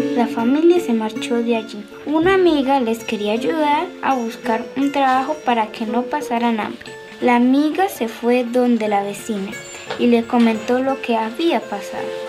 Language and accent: Spanish; Riachuelo, Santander, Colombia; Soy de Riachuelo. Vivo en el centro del corregimiento.